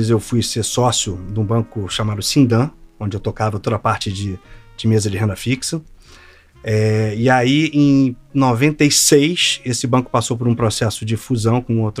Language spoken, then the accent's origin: Portuguese; Rio de Janeiro, Brazil; Tenho 53 anos, sou carioca, fiz economia na PUC, entrei no mercado em 89.